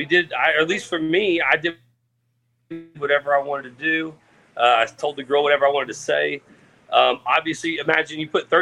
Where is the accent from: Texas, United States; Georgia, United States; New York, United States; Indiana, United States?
Texas, United States; Katy; my hometown of Katy, Texas